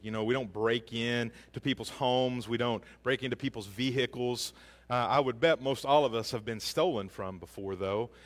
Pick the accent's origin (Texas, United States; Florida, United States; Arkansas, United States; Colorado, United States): Arkansas, United States; Hackett; We grew up in Hackett, which is outside of Greenwood, if you know where that is, south of Fort Smith.